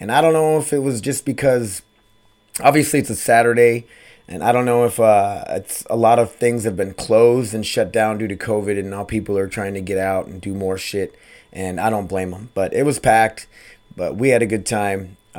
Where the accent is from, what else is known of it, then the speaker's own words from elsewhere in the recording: Sioux Falls, South Dakota, United States; We used to go to Wild Wild West growing up in Sioux Falls, South Dakota.